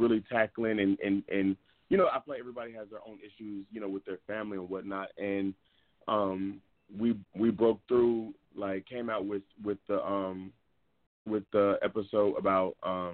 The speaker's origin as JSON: {"language": "English", "town": "Dallas", "region": "Texas", "country": "United States", "also_born_or_lived": "New York City", "moved": "as an adult", "lives_now": "Los Angeles, United States", "said": "I'm actually from Dallas. I'm from Dallas, Texas"}